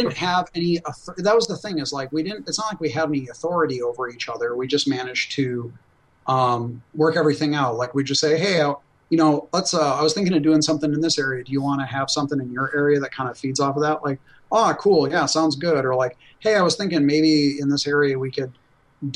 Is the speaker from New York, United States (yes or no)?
no; Wisconsin, United States; moved away; I grew up in Wisconsin, and I went to college in Wisconsin